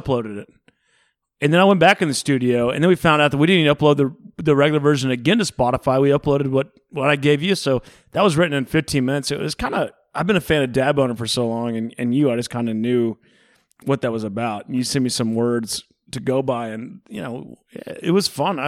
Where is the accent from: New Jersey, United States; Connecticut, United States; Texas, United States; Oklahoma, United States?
Texas, United States; Houston; At Texas, Houston.